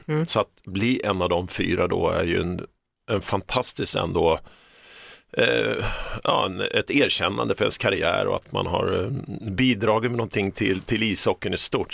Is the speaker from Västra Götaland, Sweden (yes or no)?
no; Stockholm, Stockholm County, Sweden; moved away as an adult; also born or lived in Toronto, Canada; Stockholm där jag är uppvuxen